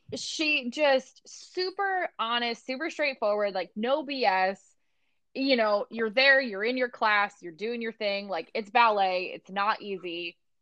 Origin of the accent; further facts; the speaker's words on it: Barrington, Illinois, United States; moved away; I came from Barrington, Illinois, and now I'm here